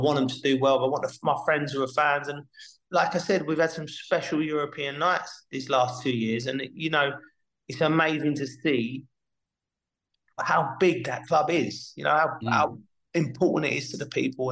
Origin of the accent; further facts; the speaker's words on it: London, United Kingdom; I'm from Kentish Town. I went to school just off the Marylebone Road.